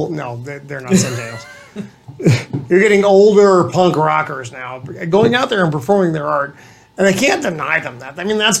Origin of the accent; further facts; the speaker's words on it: New England, United States; born there; accent: northern; So to be fair, I was born in New England. {S1} Oh, I'm sorry. {S0} That's my northern accent.